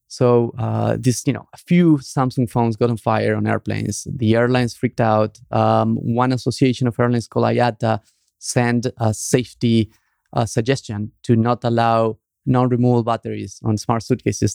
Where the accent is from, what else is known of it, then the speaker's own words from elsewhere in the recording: Argentina; moved away; the group of Argentinians that were friends